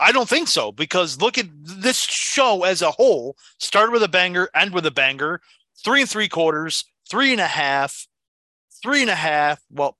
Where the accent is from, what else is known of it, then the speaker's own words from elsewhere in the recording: United States; I'm from America.